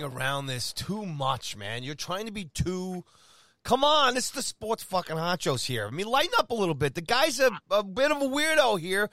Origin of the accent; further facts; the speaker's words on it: New York City, New York, United States; I was born in Jamaica, Queens.